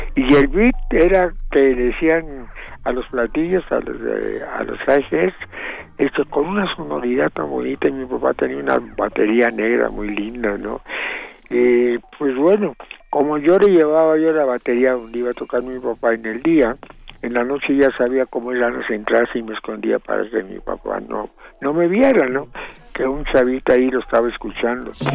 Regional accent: Chihuahua, Mexico; mi papá hizo la primera banda de jazz allá en Chihuahua porque yo nací en Chihuahua

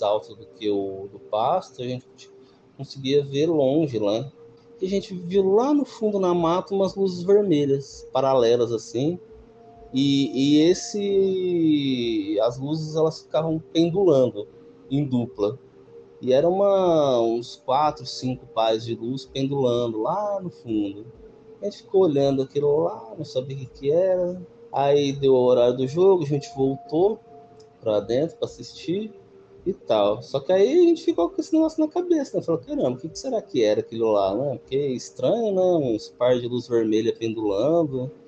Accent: José Bonifácio, São Paulo, Brazil; eu sou do interior de São Paulo, cidade chamada José Bonifácio

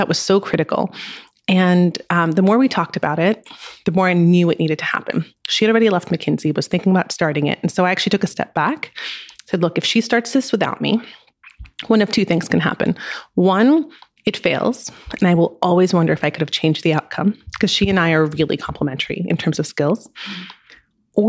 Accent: France; I grew up in France

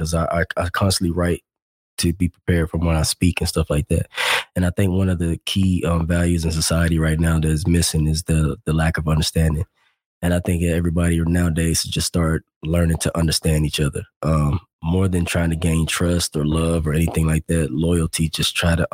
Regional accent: Arkansas, United States

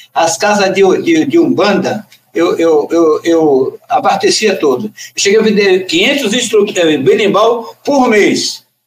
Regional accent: Recôncavo, Bahia, Brazil; also born or lived in Carapicuíba; now in São Paulo, Brazil; daquela região do Recôncavo, aí onde que eu, eu nasci

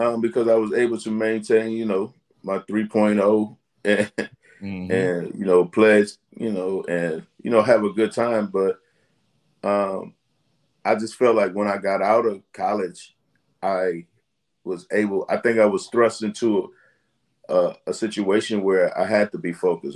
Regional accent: Washington, District of Columbia, United States; I grew up in Southeast Washington, D.C.

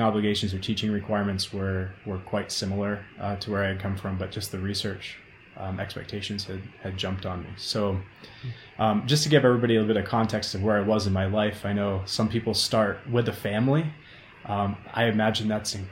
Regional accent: Maine, United States; moved away as an adult; also born or lived in Oregon; now in Boulder, United States; I'm originally from Maine, and then I went to Oregon and bounced all around, and I fell in love with Boulder, Colorado.

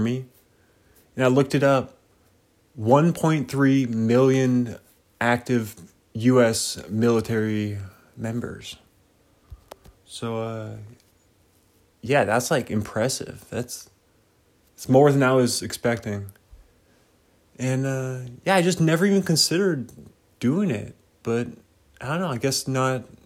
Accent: United States; being an American

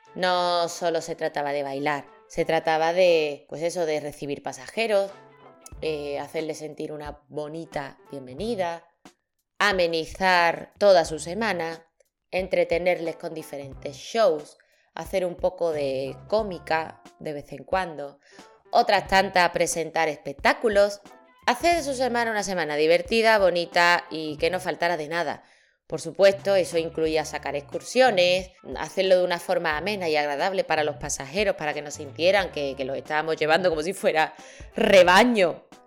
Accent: Seville, Andalusia, Spain; yo soy de Sevilla.

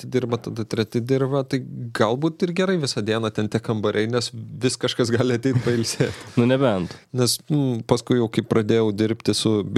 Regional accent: Lithuania; mes iš Lietuvos

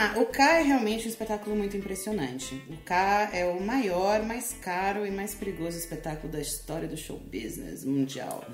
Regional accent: Brazil; eu sou brasileira

